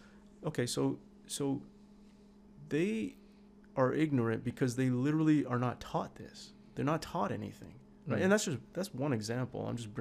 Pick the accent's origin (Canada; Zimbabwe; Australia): Canada; English is a second language; also born or lived in Iran / Turkey; I was born in Iran and then we moved as refugees to Turkey. And then as refugees, the UN sent us to Canada. We had no choice. They sent us here.